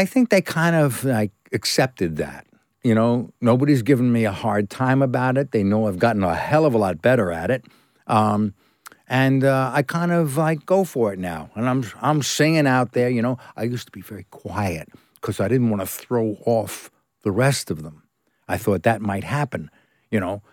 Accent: New York City, New York, United States; moved away as an adult; also born or lived in California / England; I was born in New York, Brooklyn, and I trained in New York at the academy

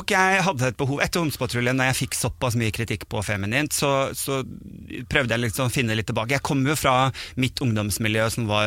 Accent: Sandefjord, Vestfold, Norway; also born or lived in Bodø; now in Oslo, Norway; er jo vokst opp i Sandefjord, og så

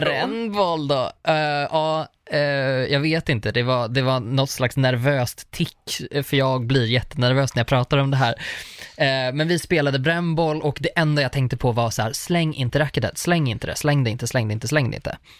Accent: Rostaberg, Sweden; also born or lived in Uppsala; också uppvuxen på landet

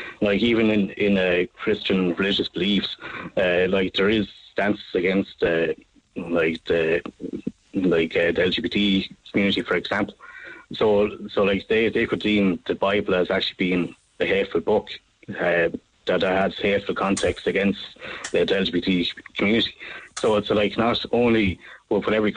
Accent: Ireland; as an Irishman

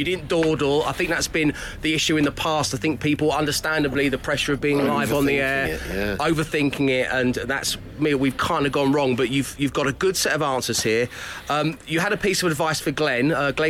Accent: London, United Kingdom; We didn't have snugs growing up in Cholton in South London.

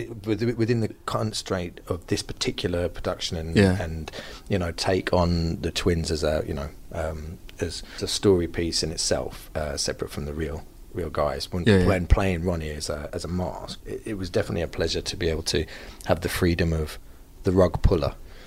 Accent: United Kingdom; Being a British actor

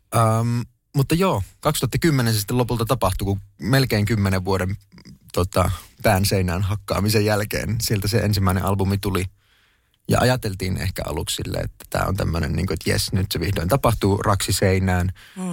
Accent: Kuopio, North Savo, Finland; moved away as an adult; also born or lived in Jyväskylä / Stockholm, Sweden / Tampere; Mä läksin 2000-luvun alussa, muutin Kuopiosta Jyväskylään opiskelemaan.

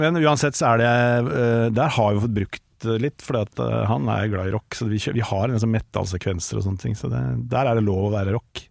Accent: Tønsberg, Vestfold, Norway; now in Oslo, Norway; jeg er egentlig fra Tønsberg, men jeg nå ah. har jeg bodd snart lenger her enn i Tønsberg.

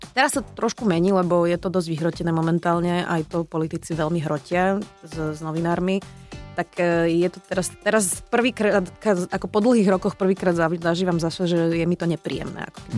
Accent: Bratislava, Bratislava Region, Slovakia; My sme obidva z Bratislavy, čiže hej. zostávame aj v meste, doma

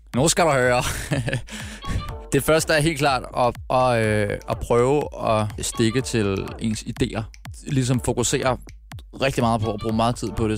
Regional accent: Frederiksberg, Capital Region of Denmark, Denmark; also born or lived in Birkerød; Født, født og opvokset på Frederiksberg

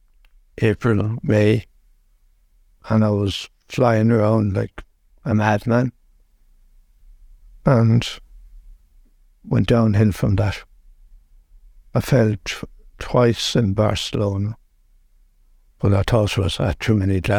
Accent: Mayo, Connacht, Ireland; also born or lived in North County Dublin; now in Dublin, Ireland; I'm originally from Mayo, and I live in North County Dublin.

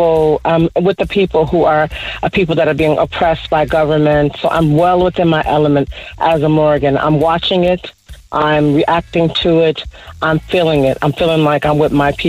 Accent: United States; now in Ireland; I'm a Black American

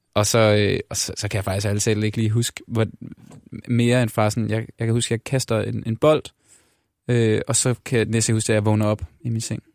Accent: Denmark; moved away as an adult; now in Copenhagen, Denmark; der er jeg også fra Jylland

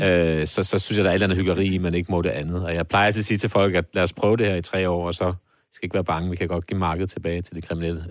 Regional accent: Copenhagen, Capital Region of Denmark, Denmark; min barndom på Nørrebro

